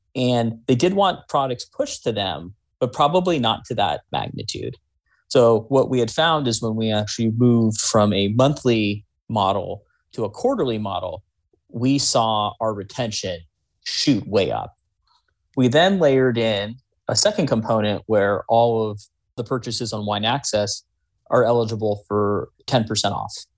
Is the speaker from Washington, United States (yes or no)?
no; Bay Area, California, United States; growing up in the Bay Area